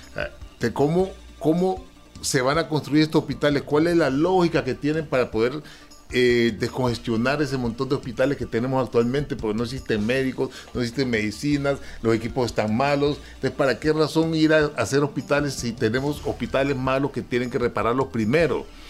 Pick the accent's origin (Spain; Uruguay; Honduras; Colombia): Honduras; nosotros como hondureños